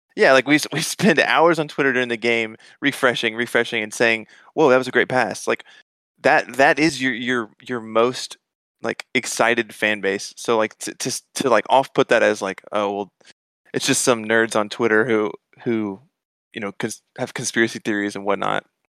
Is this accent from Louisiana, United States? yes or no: no; Atlanta, Georgia, United States; moved away as an adult; now in Dallas, United States; I grew up in Atlanta, and, um, lived there my whole life and moved to Dallas in, in, like, twenty eighteen